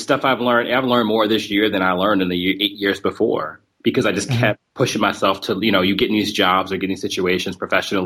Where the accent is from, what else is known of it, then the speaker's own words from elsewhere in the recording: New Jersey, United States; now in Kentucky, United States; I'm from New Jersey originally, had a lot of friends who were at home who were in New York City